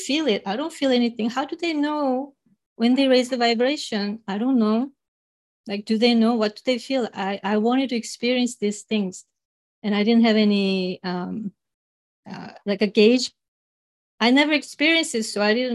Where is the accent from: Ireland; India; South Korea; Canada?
South Korea; English is a second language; moved away; growing up in Korea, I remember singing this gospel